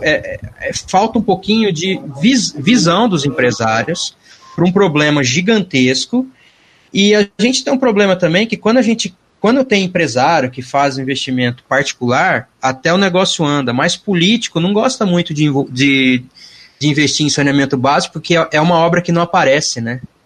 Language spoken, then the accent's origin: Portuguese; Mirassol, São Paulo, Brazil; also born or lived in São José do Rio Preto; Eu sou importado, eu sou de Mirassol, não sou de Rio Preto